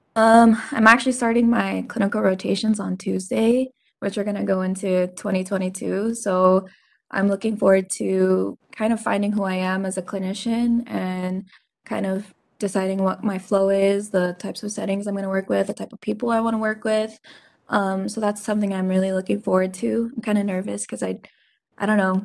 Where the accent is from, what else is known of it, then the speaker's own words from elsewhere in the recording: Seattle, Washington, United States; now in Las Vegas, United States; I currently live in Las Vegas, Nevada, but um, I'm originally from Seattle